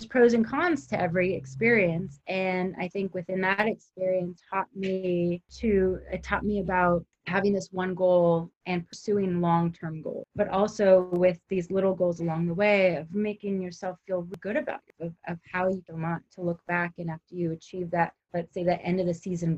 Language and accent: English; Southern California, United States; I grew up in Southern California